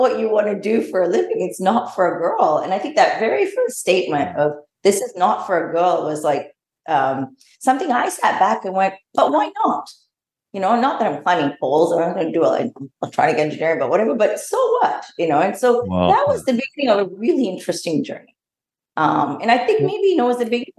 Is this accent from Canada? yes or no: no; Australia; moved away as an adult; also born or lived in Malaysia; grew up pretty much in Australia most of my formative years, and my education and my early work experience was in Australia